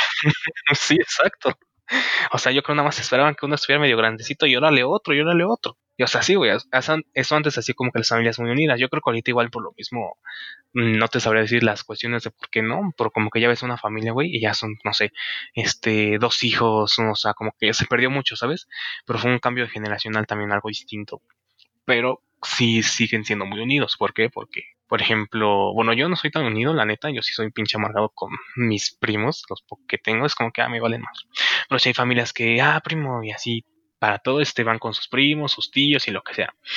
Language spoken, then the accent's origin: Spanish; Mexico; soy mexicano